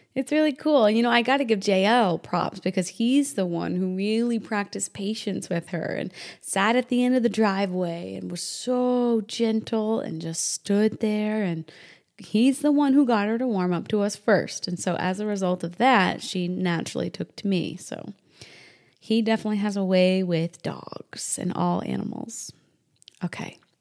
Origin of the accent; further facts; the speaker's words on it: Indiana, United States; moved away; also born or lived in New Hampshire / South Texas; born and partially raised in Indiana and New Hampshire